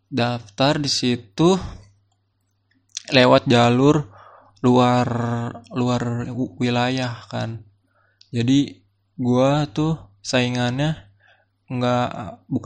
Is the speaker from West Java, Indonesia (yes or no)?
no; Tangerang, Banten, Indonesia; dari SMA gue tinggal di Tangerang SD SMP gue di Tangerang SMA gue mau nyobain di Jakarta